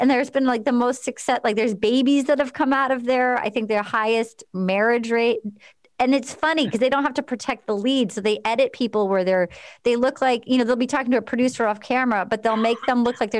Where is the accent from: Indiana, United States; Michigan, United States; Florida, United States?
Indiana, United States; Yeah, I'm from Indiana.